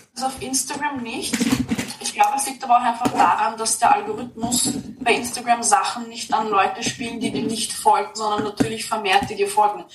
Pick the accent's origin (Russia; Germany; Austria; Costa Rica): Austria; now in Vienna, Austria; ich bin kein Stadtkind ich wohne jetzt mhm. zwar in Wien, aber ich bin nicht in der Stadt aufgewachsen. Und gerade am Land